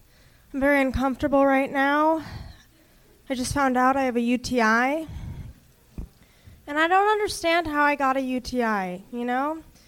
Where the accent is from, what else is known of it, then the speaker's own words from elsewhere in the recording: Palo Alto, California, United States; now in Los Angeles, United States; I grew up in Palo Alto.